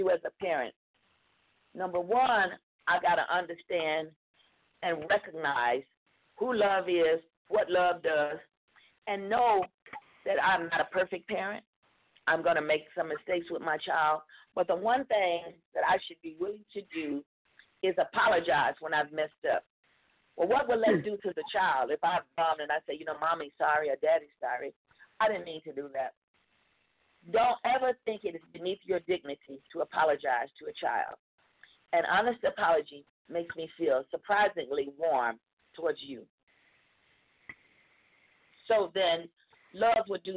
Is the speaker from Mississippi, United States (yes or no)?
yes; Mississippi, United States; I'm from the South, Mississippi to be exact